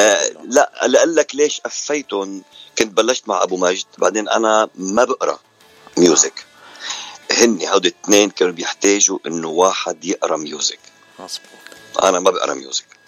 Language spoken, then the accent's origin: Arabic; Lebanon; moved away as an adult; now in Canada; أنا من لبنان وصار لي من ال 89 بكندا